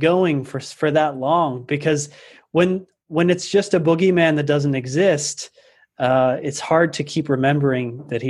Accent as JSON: {"language": "English", "town": "State College", "region": "Pennsylvania", "country": "United States", "said": "I'm from Pennsylvania, from State College, Pennsylvania."}